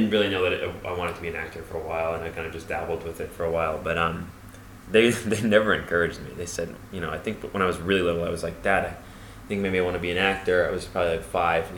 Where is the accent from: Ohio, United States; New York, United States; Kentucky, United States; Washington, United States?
New York, United States; New York City; I grew up in the East Village